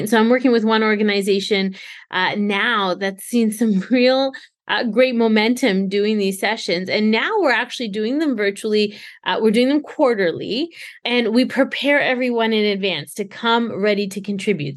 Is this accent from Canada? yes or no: yes; Canada; I'm born and raised Canadian